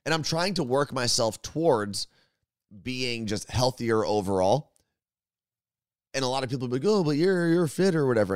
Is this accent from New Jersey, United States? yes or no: yes; New Jersey, United States; When you're born and raised in New Jersey, you just tend to curse a lot.